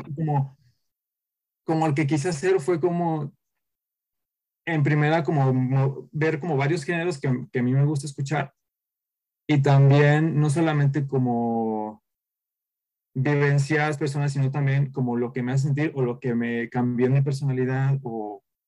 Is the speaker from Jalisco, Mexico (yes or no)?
yes; a town in the interior of Jalisco, Mexico; moved away as an adult; now in Guadalajara, Mexico; soy de Guadalajara, de la capital de, de aquí de, Jalisco, soy de un pueblo del interior